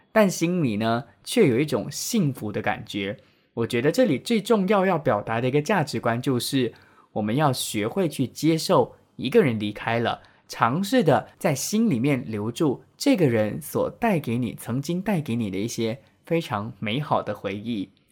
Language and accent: Chinese; Penang, Malaysia; now in Kuala Lumpur, Malaysia; 从我老家槟城呢寄到来吉隆坡给我